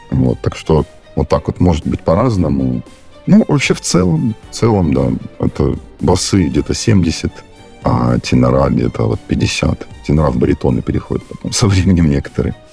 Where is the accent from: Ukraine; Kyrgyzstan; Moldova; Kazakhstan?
Ukraine; Crimea; now in Saint Petersburg, Russia; Я сам из Крыма родом, и вообще не очень там как-то способствует э, ландшафт постоянно вот такой вот гористый, вверх-вниз. Я даже сейчас, когда приезжаю домой, мне прям после Питера ровно э, крайне тяжело бегать.